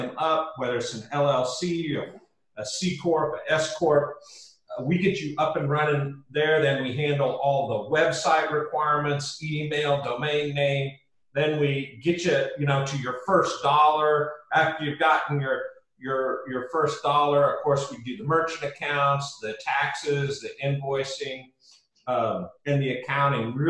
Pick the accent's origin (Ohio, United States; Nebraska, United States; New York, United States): Nebraska, United States; Lincoln; moved away as an adult; now in Austin, United States; I grew up in Lincoln, Nebraska, and was going to university there